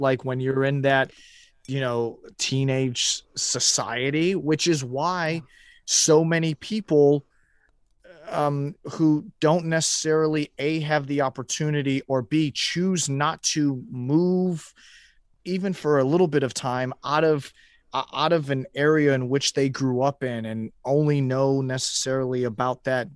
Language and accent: English; Houston, Texas, United States; moved away as an adult; also born or lived in Chicago; growing up in Houston from when I was ten till I was eighteen